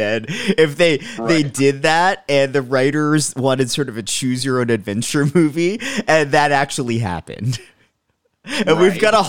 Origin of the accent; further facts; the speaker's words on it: New York, United States; I'm from New York.